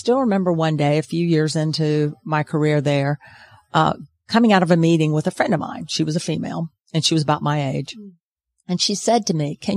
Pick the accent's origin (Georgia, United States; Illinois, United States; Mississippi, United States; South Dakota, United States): Georgia, United States; Macon; I grew up in Macon, Georgia